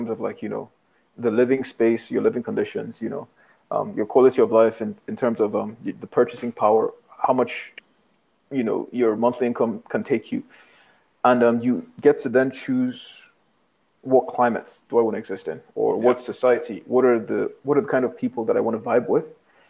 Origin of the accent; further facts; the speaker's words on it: Nigeria; moved away; also born or lived in Grenada; They were like, "Where are you from?" I'm like, "Nigeria."